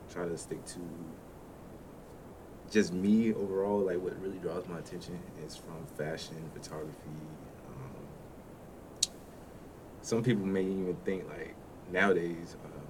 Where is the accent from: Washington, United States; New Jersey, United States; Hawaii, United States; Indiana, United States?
Washington, United States; now in Greensboro, United States; I am raised no more because I moved down here a while back, but I'm from Washington, and moved down to NC probably some time ago now.